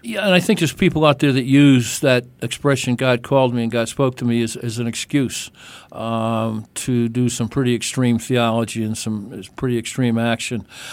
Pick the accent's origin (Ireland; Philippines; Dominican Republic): Ireland; I'm Irish